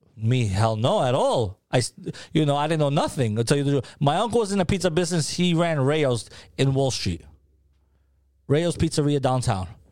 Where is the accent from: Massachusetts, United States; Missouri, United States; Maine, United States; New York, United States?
New York, United States; New York City; also born or lived in Peja, Kosovo; now in Tampa, United States; I grew up in Harlem